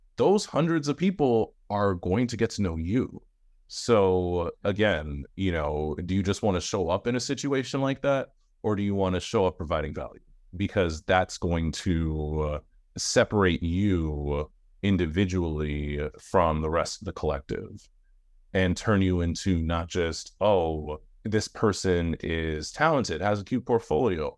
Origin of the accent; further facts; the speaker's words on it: New York, United States; I'm a New York, I'm a New Yorker